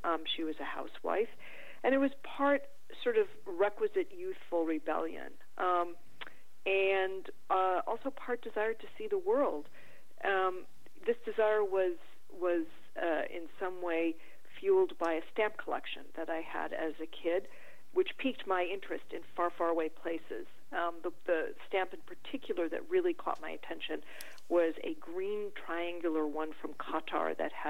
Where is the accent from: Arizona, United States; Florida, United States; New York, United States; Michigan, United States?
Michigan, United States; Detroit; moved away as an adult; also born or lived in Israel / Mexico; I grew up in Detroit